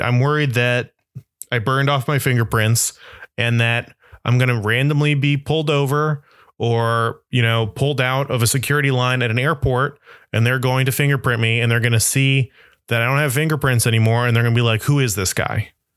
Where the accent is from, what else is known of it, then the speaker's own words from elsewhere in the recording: Florida, United States; now in Brooklyn, New York, United States; growing up in Florida